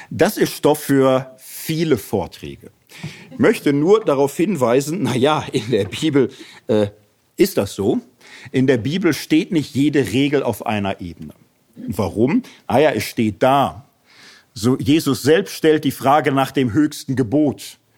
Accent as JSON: {"language": "German", "region": "Hesse", "country": "Germany", "said": "Also ich komme aus Hessen"}